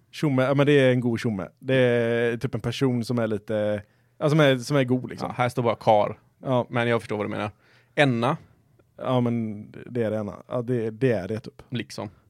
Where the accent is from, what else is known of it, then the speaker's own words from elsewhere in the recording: Gothenburg, Västra Götaland, Sweden; accent: Gothenburg dialect; Då känner jag att helt plötsligt blev min göteborgska mycket mycket.